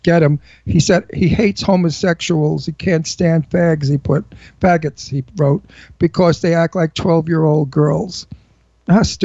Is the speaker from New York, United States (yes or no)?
yes; New York City, New York, United States; accent: Brooklyn; I'm from Brooklyn